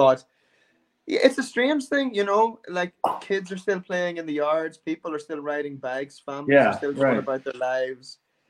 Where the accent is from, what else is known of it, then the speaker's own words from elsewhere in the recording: Cork, Munster, Ireland; Me? I'm from Ireland.